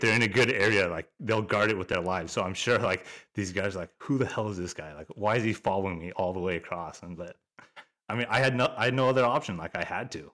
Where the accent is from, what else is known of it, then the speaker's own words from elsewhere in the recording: Alaska, United States; born and raised in Alaska